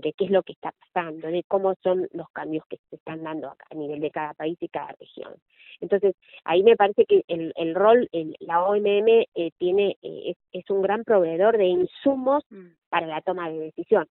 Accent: Argentina; como argentina

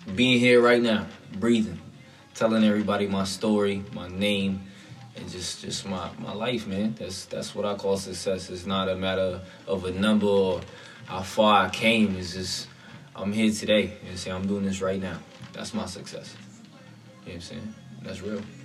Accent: Hollywood, Florida, United States; I was born in Hollywood, Florida

